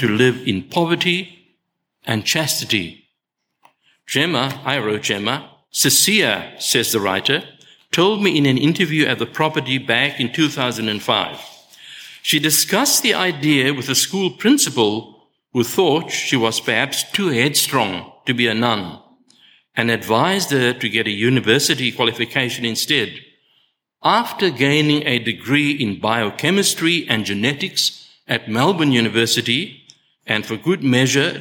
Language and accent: English; South Africa; I was born in South Africa